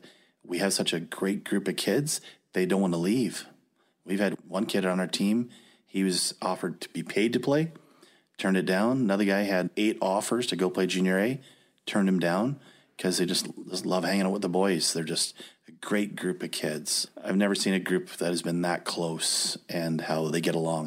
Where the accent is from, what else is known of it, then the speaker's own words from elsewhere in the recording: Winnipeg, Manitoba, Canada; I grew up in Winnipeg, played all my minor